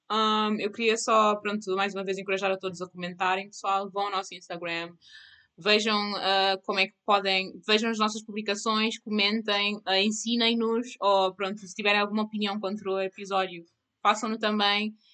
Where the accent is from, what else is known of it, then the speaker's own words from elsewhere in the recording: Mozambique; Eu sou de Moçambique, yeah, tipo